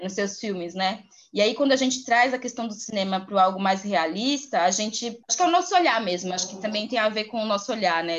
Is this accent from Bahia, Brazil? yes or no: yes; interior of Bahia, Brazil; Eu sou do interior da Bahia